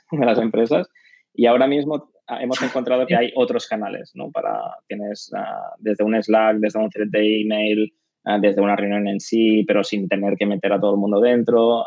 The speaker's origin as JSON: {"language": "Spanish", "town": "Barcelona", "region": "Catalonia", "country": "Spain", "said": "soy de Barcelona, catalán"}